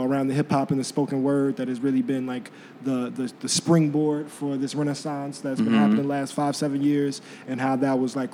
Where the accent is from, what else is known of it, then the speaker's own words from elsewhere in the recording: Chicago, Illinois, United States; I'm born and raised in Chicago from the South Side.